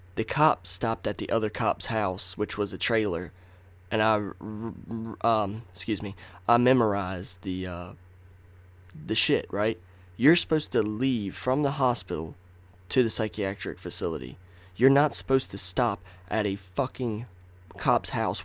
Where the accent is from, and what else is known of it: Nashville, North Carolina, United States; born or raised there; also born or lived in Rocky Mount, North Carolina